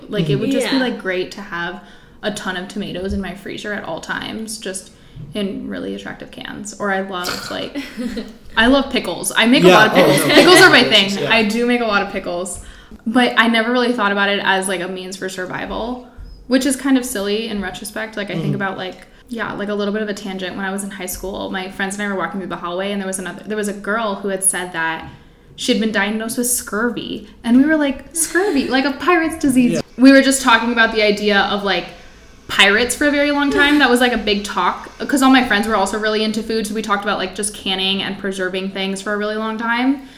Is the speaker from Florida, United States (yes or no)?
yes; Florida, United States; now in Flagstaff, United States; I'm from Florida